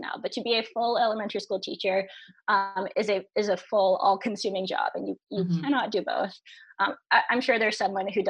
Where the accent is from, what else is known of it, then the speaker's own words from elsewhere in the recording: New Hampshire, United States; moved away as an adult; also born or lived in Washington, D.C.; now in Los Angeles, United States; I grew up in New Hampshire